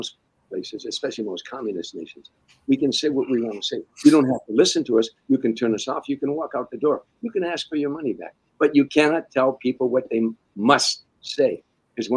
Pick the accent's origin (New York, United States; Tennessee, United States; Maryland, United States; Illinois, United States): Illinois, United States; Harvey; now in California, United States; Harvey, Illinois, where I grew up at, my hometown in the south side of Chicago